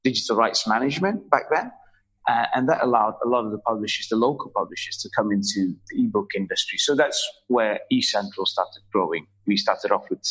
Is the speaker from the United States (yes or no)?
no; Malaysia; also born or lived in Europe; when I came back to Malaysia from Europe many years back